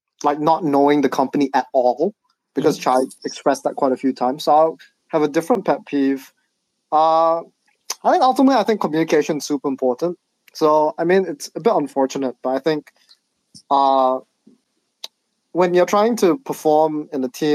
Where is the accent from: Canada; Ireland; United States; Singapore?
Singapore; I'm from Singapore, right? And in Singapore, you have to do national service